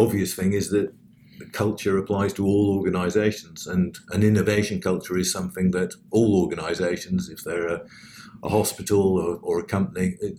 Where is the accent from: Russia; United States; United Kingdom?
United Kingdom; I'm British